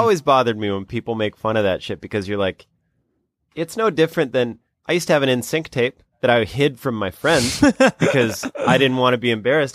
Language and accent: English; South Dakota, United States; my home state of South Dakota